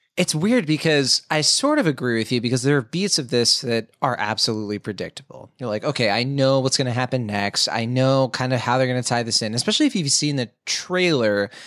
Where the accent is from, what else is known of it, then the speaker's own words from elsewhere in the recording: United States; As an American